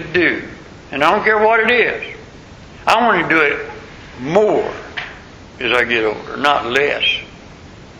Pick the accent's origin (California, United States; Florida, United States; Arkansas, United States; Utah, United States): Florida, United States; Tampa; I'm from Tampa, Florida